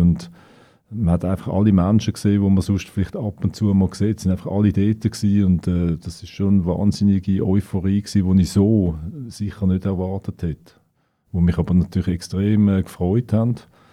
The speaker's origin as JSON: {"language": "German", "town": "Winterthur", "region": "Zurich", "country": "Switzerland", "tie": "born or raised there", "said": "Ich bin in einem Arbeiterquartier aufgewachsen in Wülflingen."}